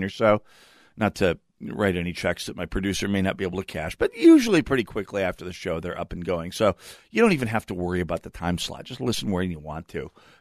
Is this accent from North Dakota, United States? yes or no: yes; North Dakota, United States; now in Minnesota, United States; I'm from North Dakota